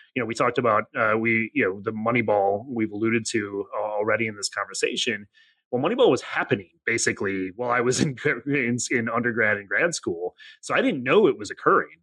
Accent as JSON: {"language": "English", "town": "Janesville", "region": "Wisconsin", "country": "United States", "tie": "born or raised there", "moved": "as an adult", "lives_now": "Cincinnati, United States", "said": "came here for school, but actually grew up in uh, Janesville, Wisconsin, a relatively small town"}